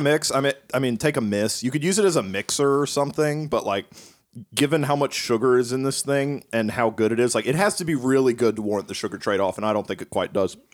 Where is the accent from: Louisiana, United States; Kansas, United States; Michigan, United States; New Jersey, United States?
Kansas, United States; also born or lived in Appalachia; I grew up in Kansas.